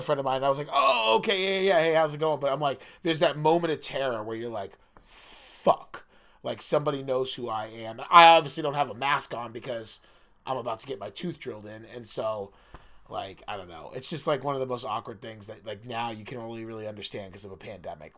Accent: Biddeford, Maine, United States; moved away as an adult; I love Biddeford, Maine, it's my hometown. I wasn't even born there, and I consider it my hometown

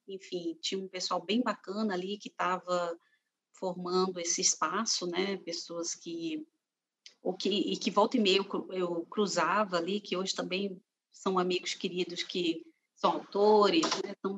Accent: Fortaleza, Ceará, Brazil; also born or lived in Aracati, Brazil / Rio de Janeiro, Brazil; now in Brasília, Brazil; eu nasci no Ceará, eu nasci é, em Aracati

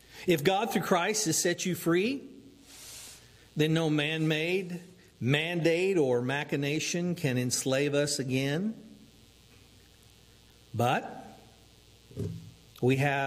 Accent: United States; as American

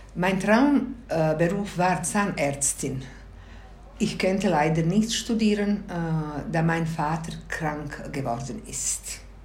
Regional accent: Zenica, Federation of Bosnia and Herzegovina, Bosnia & Herzegovina; German is a second language; moved away as an adult; now in Switzerland; In der Stadt Senica bin ich geboren, aufgewachsen und meine Grundausbildung absolviert.

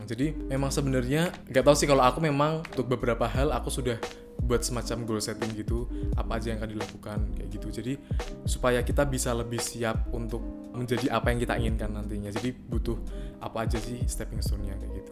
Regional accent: Semarang, Central Java, Indonesia; kita orang Semarang

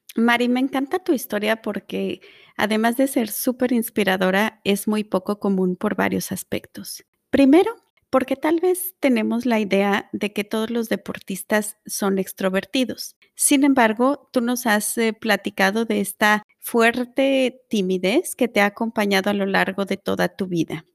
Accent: Mexico; Nayana y yo somos mexicanas

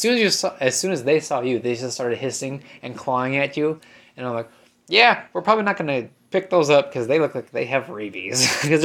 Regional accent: Iowa, United States; moved away; I'm technically from Iowa, and we lived out in the country.

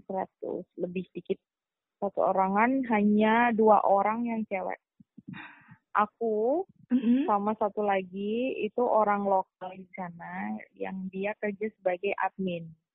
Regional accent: Yogyakarta, Special Region of Yogyakarta, Indonesia; moved away as an adult; also born or lived in Jakarta / Kayong Utara, West Kalimantan; asalnya dari Jogja benar-benar asli Jogja

